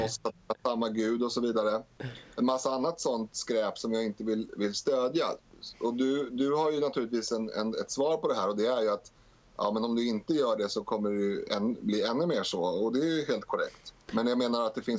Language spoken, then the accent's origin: Swedish; Stockholm, Stockholm County, Sweden; jag är född i Rinkeby